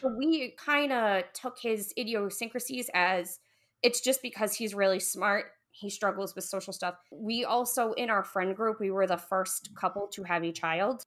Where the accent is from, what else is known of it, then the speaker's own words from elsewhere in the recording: New England, United States; we're from New England